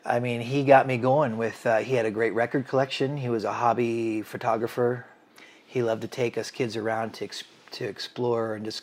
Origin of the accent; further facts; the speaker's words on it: Washington, United States; also born or lived in Maine / California; I grew up all over the country, Jim. I was born in Maine. We moved to California. My parents got divorced. I was raised in Central Washington State with my mother during the school year.